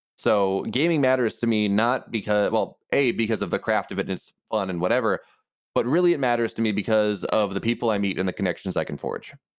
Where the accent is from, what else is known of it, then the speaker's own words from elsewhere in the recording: Virginia, United States; we're both from Virginia